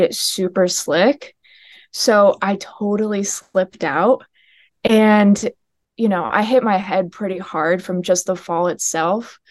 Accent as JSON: {"language": "English", "region": "upstate New York", "country": "United States", "tie": "born or raised there", "said": "I grew up in upstate New York"}